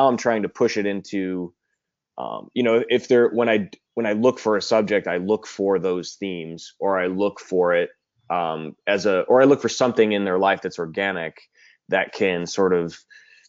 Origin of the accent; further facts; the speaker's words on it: Cleveland, Ohio, United States; now in Los Angeles, United States; I'm a filmmaker in Los Angeles. I'm from Cleveland originally